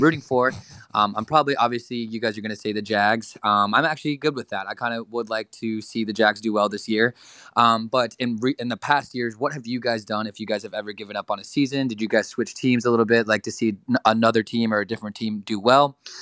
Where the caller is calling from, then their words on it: Charlotte, North Carolina, United States; I'm calling from Charlotte, North Carolina.